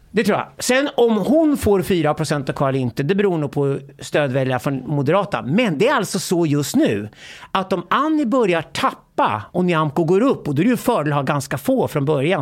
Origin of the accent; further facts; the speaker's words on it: Sweden; jag växte upp i Sverige